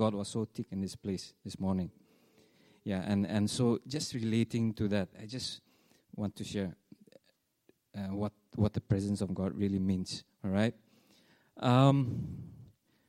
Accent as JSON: {"language": "English", "region": "Nagaland", "country": "India", "said": "we are from India, northeastern part of India. It's a place called Nagaland"}